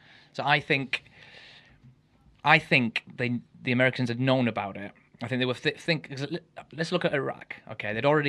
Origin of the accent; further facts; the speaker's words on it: Ammanford, Wales, United Kingdom; I'm from a very poor town anyway in Wales. And {S2} where are you from? {S1} Ammanford, not far from you.